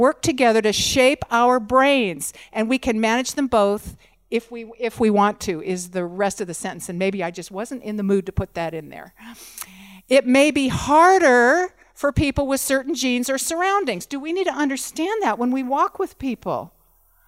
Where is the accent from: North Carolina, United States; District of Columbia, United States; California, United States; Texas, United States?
California, United States; moved away; I'm from California